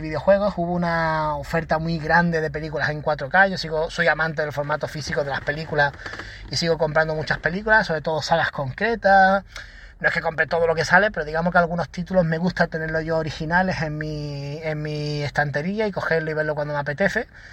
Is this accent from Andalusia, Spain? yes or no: yes; Málaga, Andalusia, Spain; yo soy de Málaga